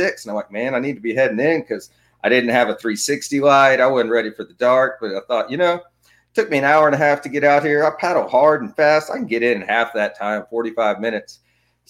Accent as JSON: {"language": "English", "town": "Houston", "region": "Texas", "country": "United States", "tie": "born or raised there", "said": "born and raised in Houston"}